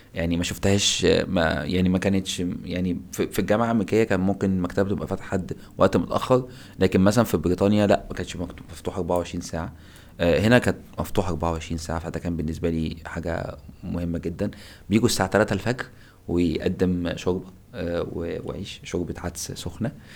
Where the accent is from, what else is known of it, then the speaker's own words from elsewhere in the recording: Egypt; moved away as an adult; now in Turkey; أنا من مصر جيت هنا تركيا في 2010